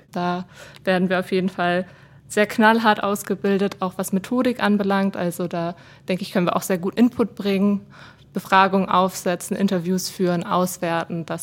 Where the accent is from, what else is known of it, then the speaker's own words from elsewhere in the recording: Germany; now in Switzerland; So auch die Begriffe Franchise und Selbstbehalt, da musste ich mich dann erstmal als Deutsche mit auseinandersetzen.